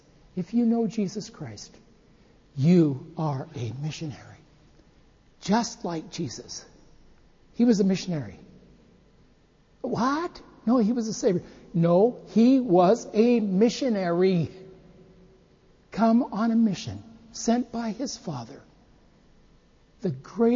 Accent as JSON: {"language": "English", "country": "United States", "moved": "yes", "lives_now": "Japan", "said": "we're from the United States."}